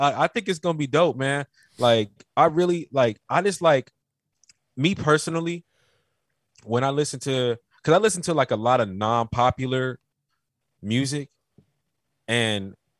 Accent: Carolina, United States; I told you in the last podcast I was from Carolina. Do you know about the Geechee niggas? You'll get some of Mama's cooking, nigga.

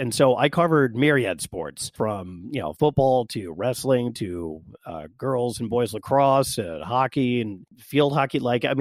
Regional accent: West Virginia, United States; born and raised in West Virginia

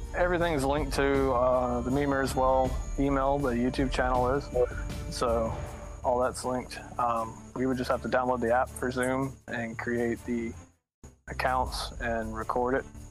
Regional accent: south Alabama, United States; I'm from Alabama, like the very south Alabama.

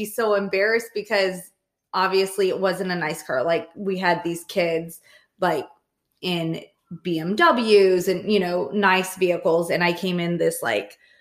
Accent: Clovis, California, United States; High school in Clovis, yes. But remember, I lived in the poor part.

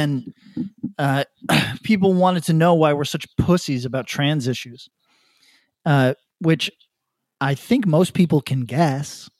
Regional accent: Northeast, United States; also born or lived in New York City; I grew up in the Northeast

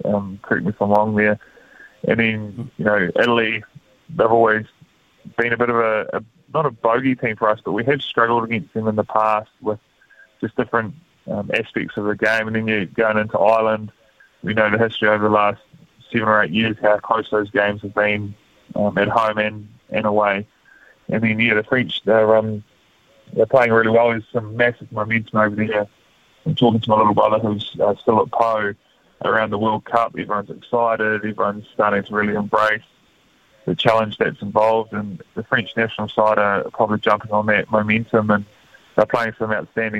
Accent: Manawatū-Whanganui, New Zealand; growing up in the Manawatū

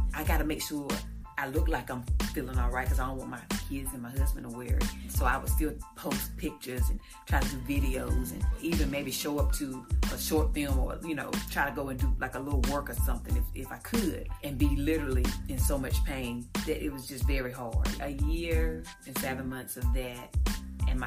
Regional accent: Eden, North Carolina, United States; I'm originally from Eden, North Carolina. I'm a small town country girl

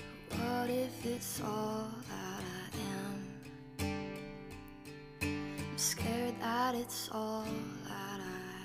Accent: Pittsburgh, Pennsylvania, United States; moved away as an adult; now in Nashville, United States; No, I'm from Pittsburgh, Pennsylvania. I came down about 6 years ago.

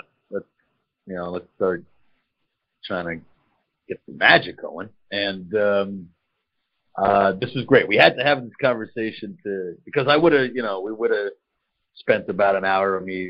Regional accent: United States; moved away; I'm an American

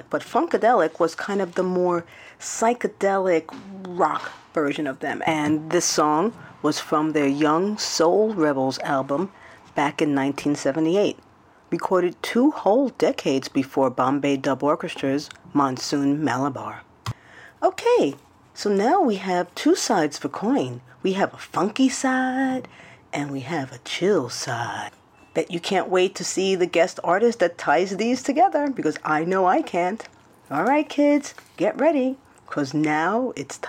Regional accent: New York City, New York, United States; I grew up in the Bronx

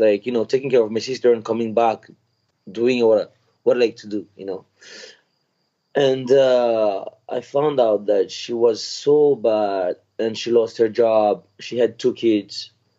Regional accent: Madagascar; I grew up in Madagascar. My family have been in Madagascar for many generations, but I have different roots.

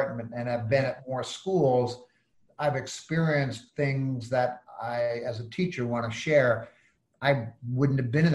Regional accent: West Concord, Massachusetts, United States; moved away as an adult; also born or lived in Schenectady, New York / Berkeley, California; now in Providence, United States; I grew up in West Concord, 15 miles from the city

